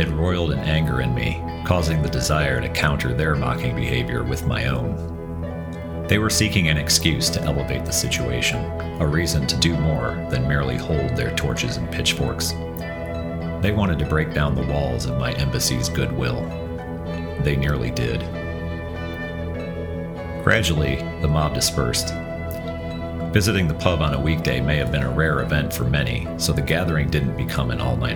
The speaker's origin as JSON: {"language": "English", "country": "United States", "accent": "American twang", "said": "My conspicuous American twang"}